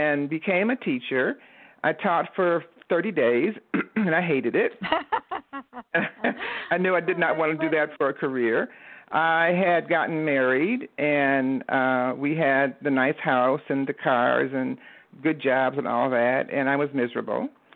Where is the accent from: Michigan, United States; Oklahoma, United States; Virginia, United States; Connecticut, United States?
Michigan, United States; Detroit; I am originally from Detroit, Michigan, the Motor City, and I grew up in the Motown age